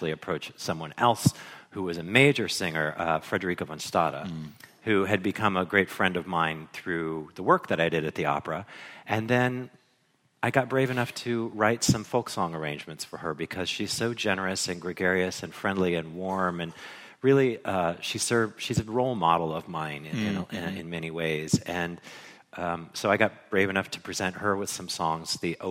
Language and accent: English; Ohio, United States; I grew up in Ohio